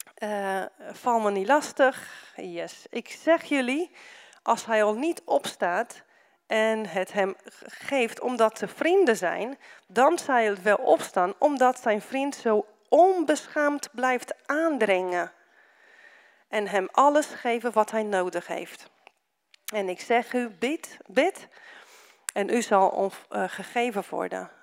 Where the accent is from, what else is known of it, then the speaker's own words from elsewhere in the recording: Romania; now in Netherlands; omdat ik uit Roemenië kom